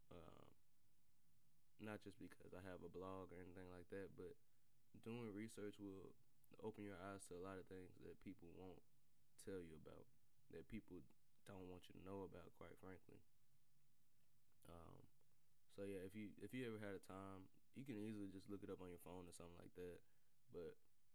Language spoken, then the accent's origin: English; the South, United States; I'm from the South too